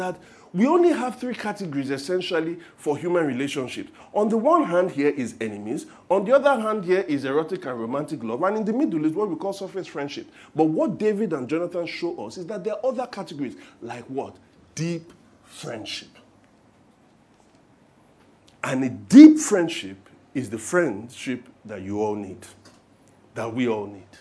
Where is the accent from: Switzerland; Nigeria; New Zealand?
Nigeria; being Nigerian Christians